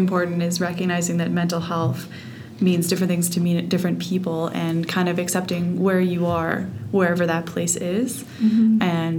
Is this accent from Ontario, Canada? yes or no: no; Lower Mainland, British Columbia, Canada; also born or lived in Whitehorse, Yukon; now in Edmonton, Canada; I'm most recently from Whitehorse in the Yukon, and I grew up in the Lower Mainland in British Columbia